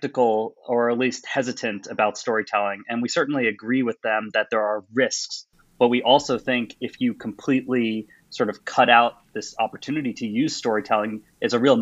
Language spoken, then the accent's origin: English; New York City, New York, United States; moved away as an adult; also born or lived in Washington, D.C.; now in Oxford, United Kingdom; I'm a New Yorker originally, studied there for my undergrad